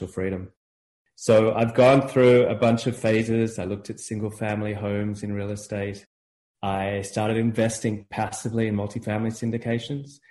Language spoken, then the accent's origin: English; Australia; moved away as an adult; also born or lived in Chicago; now in United States; I'm from Australia. I grew up in Australia.